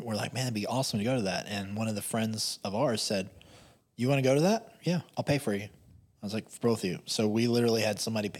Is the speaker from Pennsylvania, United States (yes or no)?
no; Hopkinsville, Kentucky, United States; also born or lived in Louisville / Columbus, Ohio; So we came home to Hopkinsville from Louisville with our tail tucked between our legs.